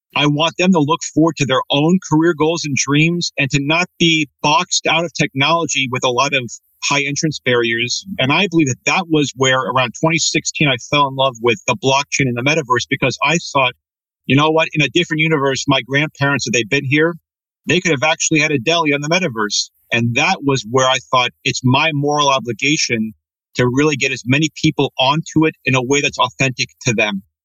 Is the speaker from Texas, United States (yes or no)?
no; Redmond, Washington, United States; growing up in Redmond, Washington with an Italian family